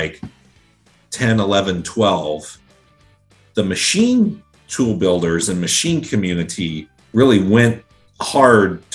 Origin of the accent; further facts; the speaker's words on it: Pickerington, Ohio, United States; I was born and raised in Central Ohio, in a suburb of Columbus called Pickerington.